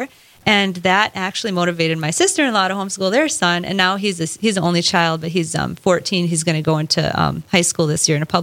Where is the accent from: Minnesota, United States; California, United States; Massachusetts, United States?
Minnesota, United States; St. Michael; I was raised in St. Michael, Minnesota